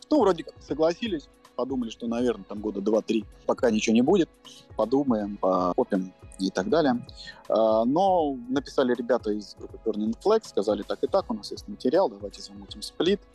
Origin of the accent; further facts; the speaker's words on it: Moscow, Russia; я родился в Москве